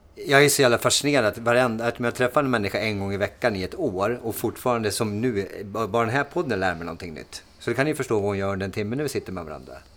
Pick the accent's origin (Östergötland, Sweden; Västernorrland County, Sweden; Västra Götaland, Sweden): Västernorrland County, Sweden; Timrå; jag har en dialekt, för att jag är från Timrå